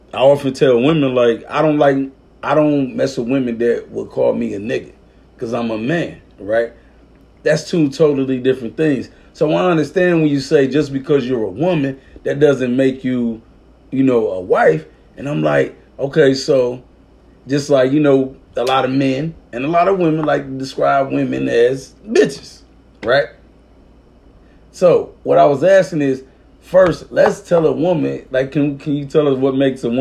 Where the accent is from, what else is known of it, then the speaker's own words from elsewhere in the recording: Arkansas, United States; I'm from Arkansas